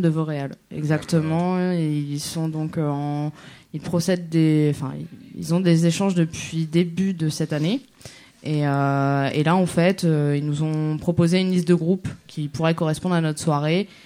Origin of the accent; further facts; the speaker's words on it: Normandy, France; je suis de Normandie.